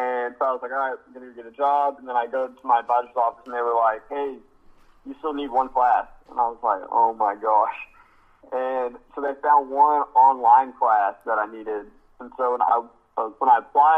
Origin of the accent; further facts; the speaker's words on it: Abilene, Texas, United States; also born or lived in College Station; I'm from Abilene